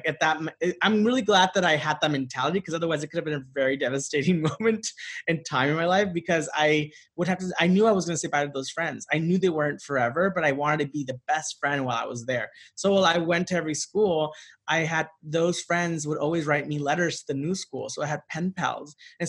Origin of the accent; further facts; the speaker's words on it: Santa Ana, California, United States; I grew up in Southern California. Yeah. I was born in Orange County, mm-hmm. and not the good side.